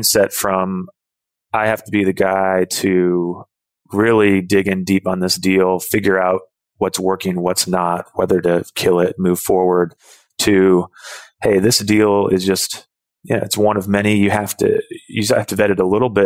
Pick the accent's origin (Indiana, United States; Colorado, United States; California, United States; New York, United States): Indiana, United States; Indianapolis; I'm from Indianapolis